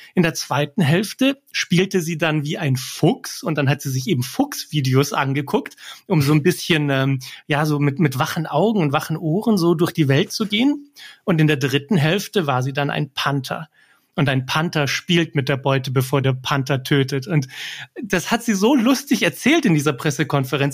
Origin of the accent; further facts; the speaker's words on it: Germany; ich bin hier in Deutschland geboren